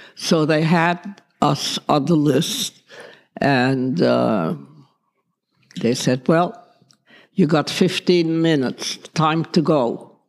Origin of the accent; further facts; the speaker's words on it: Netherlands; As a matter of fact, as little as I was, I used to walk to school. My mother let me walk. That's the kind of a country that was.